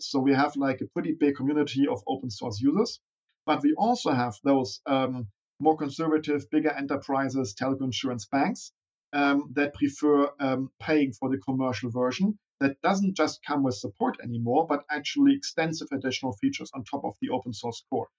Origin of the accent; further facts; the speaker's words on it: Berlin, Germany; also born or lived in Bavaria; Born and raised in Berlin